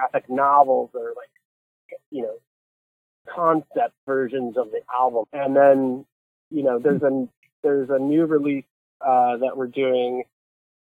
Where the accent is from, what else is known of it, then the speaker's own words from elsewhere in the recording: Akron, Ohio, United States; moved away as an adult; now in New York City, United States; I'm originally from Akron, Cleveland